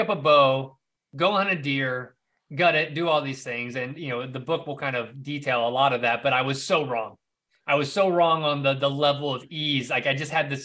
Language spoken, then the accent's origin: English; South Carolina, United States; I grew up in the South, South Carolina, to be specific